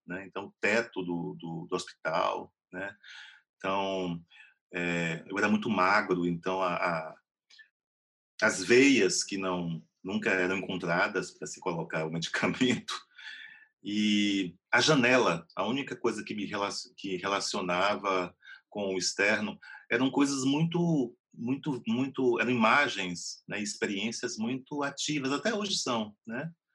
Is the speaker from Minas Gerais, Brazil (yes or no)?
no; Vitória da Conquista, Bahia, Brazil; also born or lived in Macaúbas, Bahia / Salvador; eu nasci em Macaúbas, mas na década de 70 minha família se mudou para Vitória da Conquista. Então, a minha formação toda foi em Vitória da Conquista, uma cidade do sudoeste da Bahia